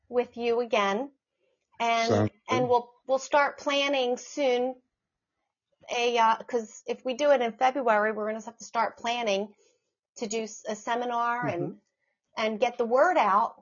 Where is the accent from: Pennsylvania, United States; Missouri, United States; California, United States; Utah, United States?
Pennsylvania, United States; Bala Cynwyd; I grew up in Bala Cynwyd. I went to elementary school